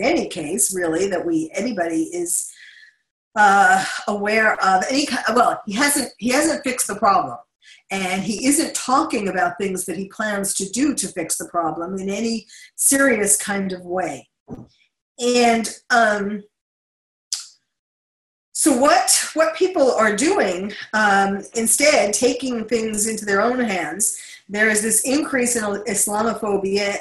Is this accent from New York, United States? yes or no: yes; New York City, New York, United States; accent: New York; moved away; I'm born and raised in New York City